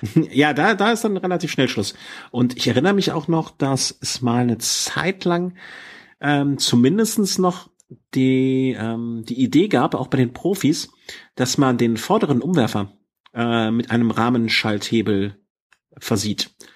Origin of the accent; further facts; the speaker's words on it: Düsseldorf, North Rhine-Westphalia, Germany; now in Cologne, Germany; hier in Köln wohnend darf ich über meine Geburtsstadt nicht reden.